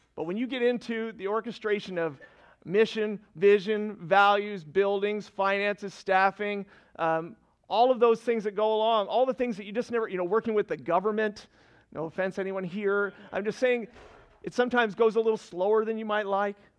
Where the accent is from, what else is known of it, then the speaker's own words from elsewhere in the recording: Fredericton, New Brunswick, Canada; moved away as an adult; also born or lived in Annapolis Valley, Nova Scotia; now in Nova Scotia, Canada; I'm from Fredericton originally